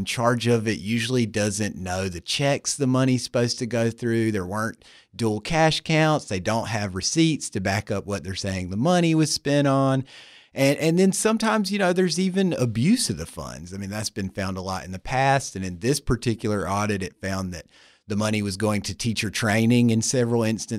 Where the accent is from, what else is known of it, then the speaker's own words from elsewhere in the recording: North Carolina, United States; I assure you that I'm not. I'm actually from the American South, North Carolina, to be specific. And I spent some years reporting there before I went to grad school.